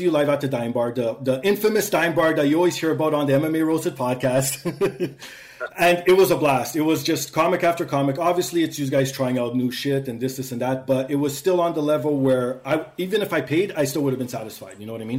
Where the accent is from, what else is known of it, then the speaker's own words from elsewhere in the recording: Canada; I'm a Canadian.